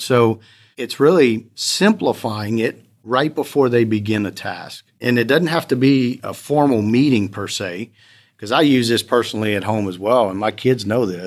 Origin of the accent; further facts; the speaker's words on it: Lafayette, Louisiana, United States; I'm from Lafayette, Louisiana, born and raised there.